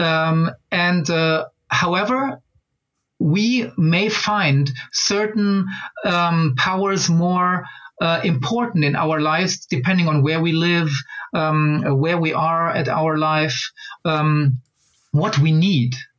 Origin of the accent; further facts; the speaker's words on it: Angola; moved away; I was born in Angola